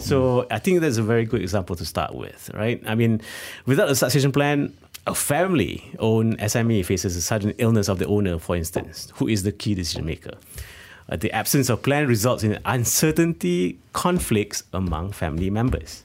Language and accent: English; Malaysia; we are living in Malaysia